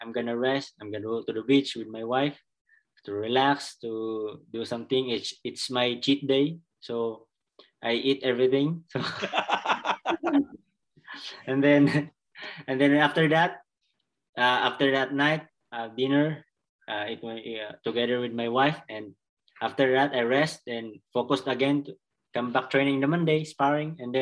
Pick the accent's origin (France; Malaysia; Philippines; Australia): Philippines